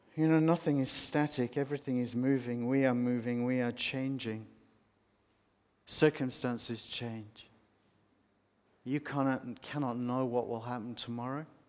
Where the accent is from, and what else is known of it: Australia